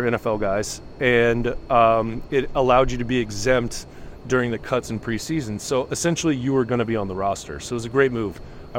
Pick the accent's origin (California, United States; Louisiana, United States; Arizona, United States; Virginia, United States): Arizona, United States; Tucson; also born or lived in Canada / Amherst, Massachusetts; I grew up in Tucson, going to U of A football games, basketball games